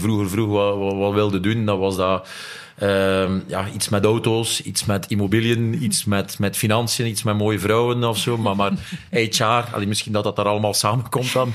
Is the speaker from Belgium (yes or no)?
yes; Nieuwpoort, Flanders, Belgium; ik ben van Niepoort afkomstig